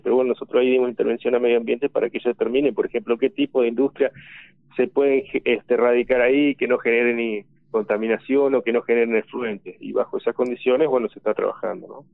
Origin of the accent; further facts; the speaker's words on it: Crespo, Entre Ríos, Argentina; yo soy puntualmente de Crespo